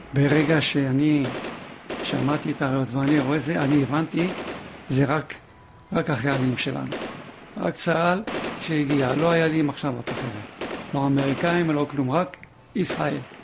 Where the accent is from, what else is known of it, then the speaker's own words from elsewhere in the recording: Paris, Île-de-France, France; moved away as an adult; also born or lived in Kfar Saba, Israel; now in Israel; גדלתי בצרפת, אה, בפריס